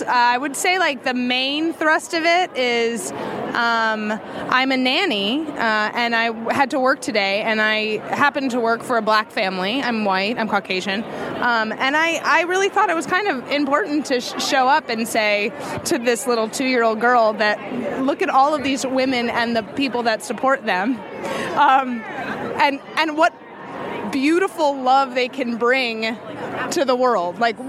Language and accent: English; New York City, New York, United States; I'm from New York City originally.